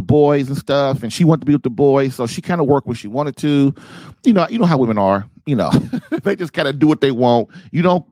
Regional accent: Indianapolis, Indiana, United States; moved away as an adult; also born or lived in Guam / Nebraska / Texas; moving my bride and my family to my hometown of Indianapolis, Indiana

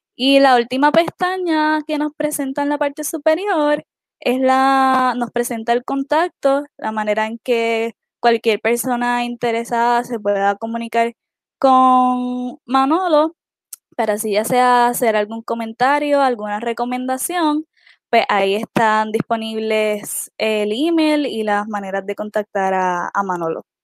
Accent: Utuado, Puerto Rico; soy del pueblo de Utuado.

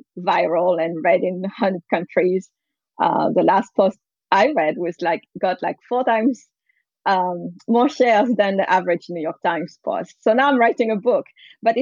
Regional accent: France; also born or lived in San Francisco, United States; now in Menlo Park, United States; I grew up in France

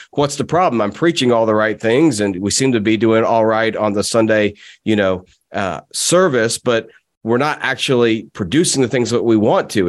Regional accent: United States; I'm an American

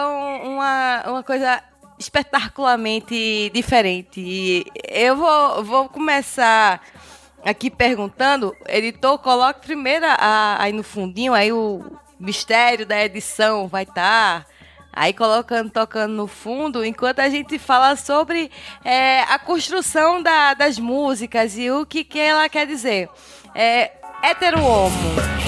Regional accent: Northeast Brazil, Brazil; eu sou nordestina

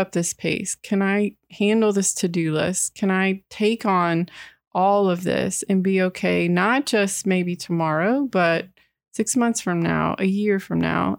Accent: Texas, United States; I grew up in Texas

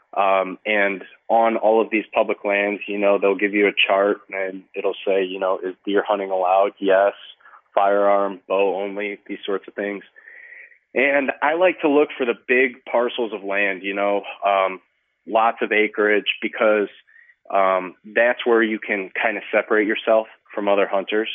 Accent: Illinois, United States; here in my home state of Illinois

